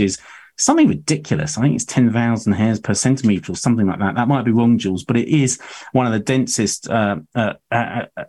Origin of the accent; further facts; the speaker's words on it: Hornchurch, London, United Kingdom; also born or lived in Rainham, Essex; I was born in Raynham in Essex, and then actually grew up in Hornchurch.